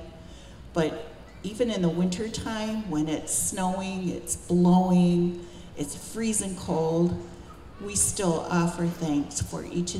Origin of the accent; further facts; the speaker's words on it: Buffalo, New York, United States; also born or lived in Cattaraugus Reservation, New York; By three, my family had moved to Buffalo